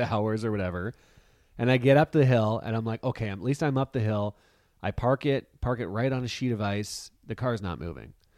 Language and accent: English; Canada; we give our passports, and they're clearly Canadian.